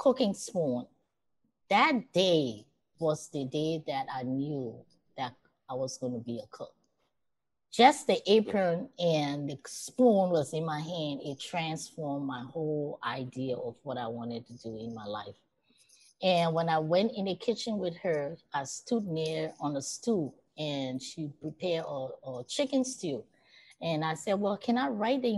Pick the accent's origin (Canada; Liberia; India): Liberia; also born or lived in Queens, New York; now in United States; growing up in Liberia